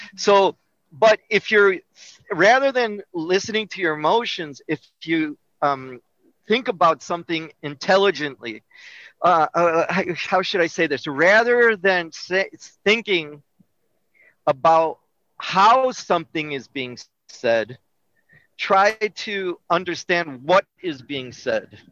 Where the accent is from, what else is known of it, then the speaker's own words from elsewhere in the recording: Melrose Park, Illinois, United States; I was born in Melrose Park, which is a suburb of Chicago